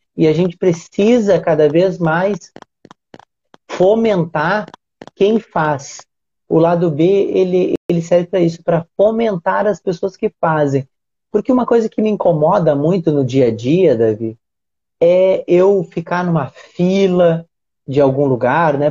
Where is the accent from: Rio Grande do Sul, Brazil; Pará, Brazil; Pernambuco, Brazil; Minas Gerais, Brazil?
Rio Grande do Sul, Brazil; now in Rio de Janeiro, Brazil; eu tô no Rio, no Rio de Janeiro, mas eu sou gaúcho